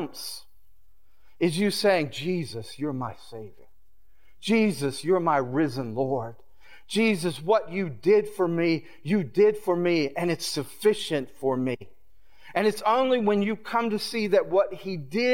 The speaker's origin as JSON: {"language": "English", "region": "the South", "country": "United States", "tie": "born or raised there", "moved": "as an adult", "lives_now": "New York, United States", "said": "I grew up in the South"}